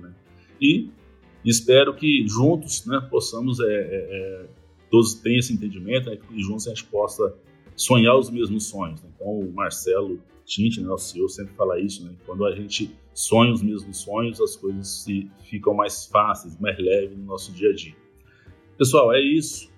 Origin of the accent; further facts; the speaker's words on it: Populina, São Paulo, Brazil; moved away; also born or lived in Fernandópolis / São José do Rio Preto / Belo Horizonte; eu, eu, sou de, de Populina, interior de São Paulo